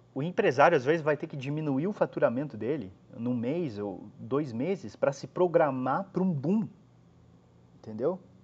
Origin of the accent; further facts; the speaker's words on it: Brazil; moved away as an adult; also born or lived in Curitiba; em Curitiba fica mais ou menos umas duas horas da cidade onde eu nasci